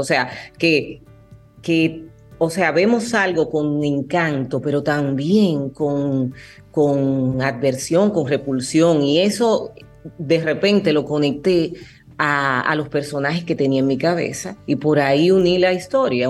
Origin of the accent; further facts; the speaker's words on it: Dominican Republic; aquí en mi país.